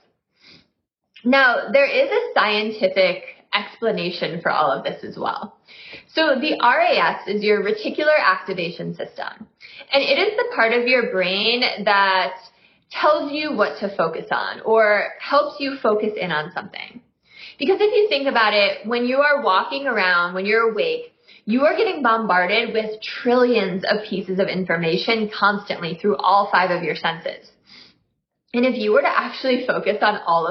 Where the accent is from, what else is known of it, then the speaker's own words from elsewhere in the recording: Midwest, United States; I'm from the Midwest